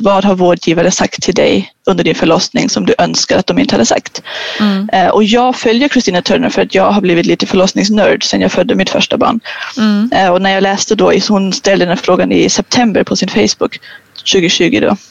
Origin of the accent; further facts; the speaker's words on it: Germany; now in Sweden; jag är ju tysk